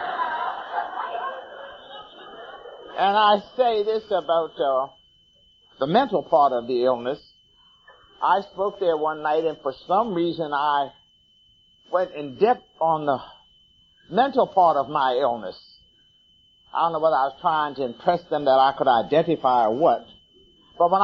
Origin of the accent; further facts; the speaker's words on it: Philadelphia, Pennsylvania, United States; now in Washington, United States; I am originally from Philadelphia, Pennsylvania.